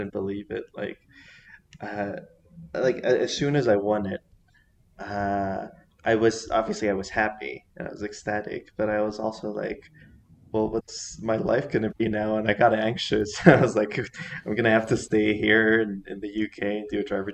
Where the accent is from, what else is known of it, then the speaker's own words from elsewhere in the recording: Mexico City, Mexico; I was born here in Mexico City. I've been living here pretty much my entire life